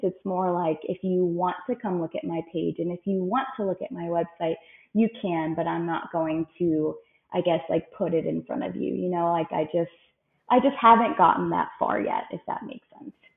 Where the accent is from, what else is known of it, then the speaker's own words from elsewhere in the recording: Frederick, Maryland, United States; now in Phoenix, United States; I'm from Frederick, Maryland. I have lived in the Phoenix, Arizona area for the last few years